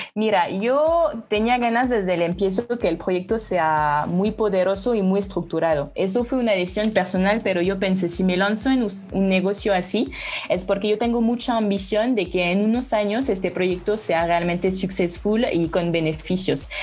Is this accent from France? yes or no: yes; France; Spanish is a second language; moved away as an adult; now in Mexico; soy francesa y llevo tres años viviendo en México